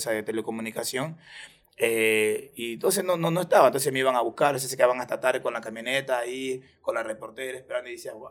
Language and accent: Spanish; Ecuador; Yo soy más ecuatoriano que el encebollado.